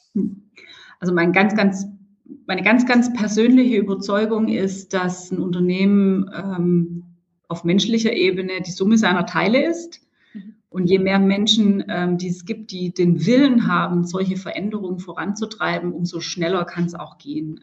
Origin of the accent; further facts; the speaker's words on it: Stuttgart, Baden-Württemberg, Germany; als Stuttgarterin